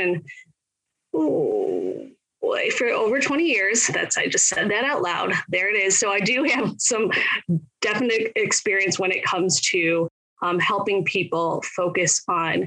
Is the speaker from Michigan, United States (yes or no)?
yes; Michigan, United States; I am in Michigan. I grew up here. I was born and raised here